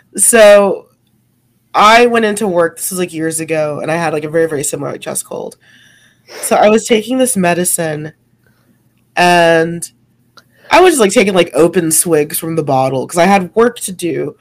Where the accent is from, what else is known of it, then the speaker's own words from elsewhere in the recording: United States; I felt and do still feel a lot of cultural abandonment to being an American